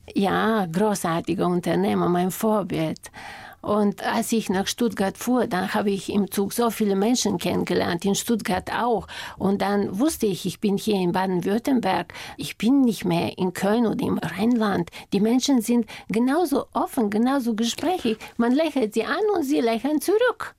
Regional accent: Bulgaria; German is a second language; moved away as an adult; now in Germany

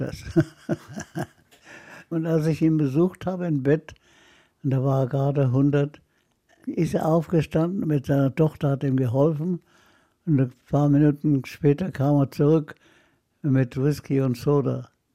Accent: Haifa, Haifa District, Israel; also born or lived in Nablus, Palestine; now in Munich, Germany; wir wohnten in der sogenannten deutschen Kolonie in Haifa

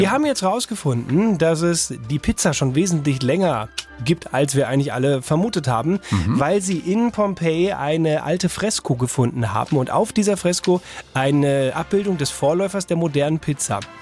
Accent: Bavaria, Germany; bei uns in Bayern

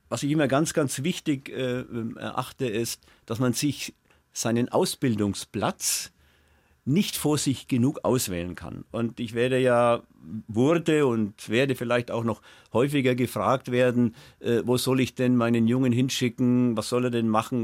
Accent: Mainstockheim, Bavaria, Germany; mein Stockheim, wo ich herkomme, mein Stockheim war das Büttnerdorf ähm, in Franken

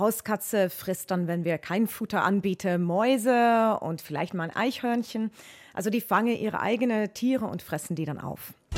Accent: Netherlands; German is a second language; now in Munich, Germany; Ich bin ursprünglich Niederländerin, aber arbeite jetzt an der Zoologischen Staatssammlung in München

